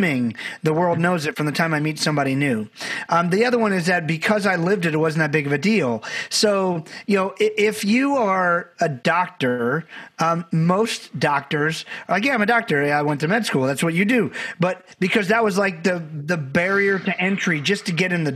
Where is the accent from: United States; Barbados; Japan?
Barbados; I'm from Barbados, had a great family, but we didn't know a lot of people